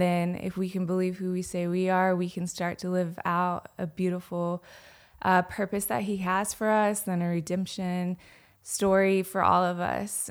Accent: Anderson, South Carolina, United States; I am from Anderson, South Carolina.

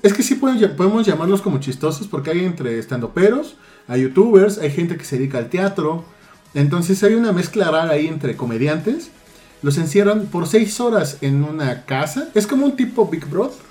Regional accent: Mexico; como mexicanos

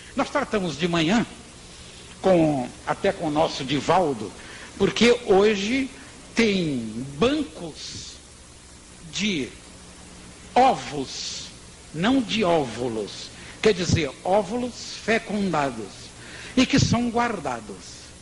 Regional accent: Bahia, Brazil; eu sou baiano

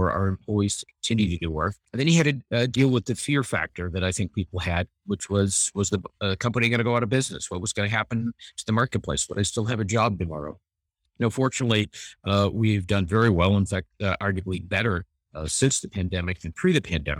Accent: Los Angeles, California, United States; born and raised in Los Angeles, California, I went to a university locally

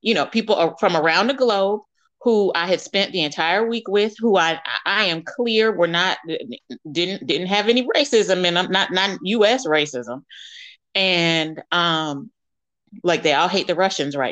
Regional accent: United States; moved away; they view me as an American, not as a Black American

